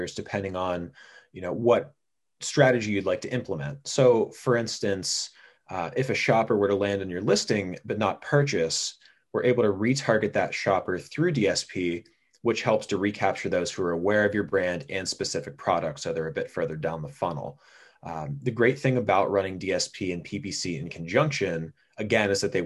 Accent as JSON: {"language": "English", "region": "Pennsylvania", "country": "United States", "tie": "born or raised there", "said": "my home state of Pennsylvania"}